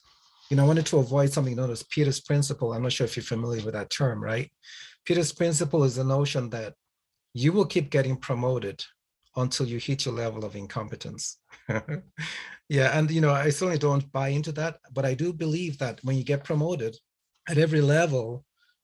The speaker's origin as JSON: {"language": "English", "country": "Nigeria", "tie": "born or raised there", "also_born_or_lived": "England / Canada", "moved": "yes", "said": "I was born in Nigeria, and I grew up in a family of attorneys"}